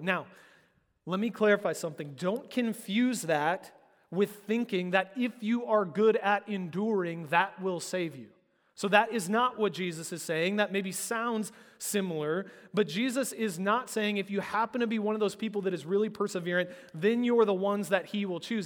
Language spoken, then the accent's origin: English; United States; particularly as American Christians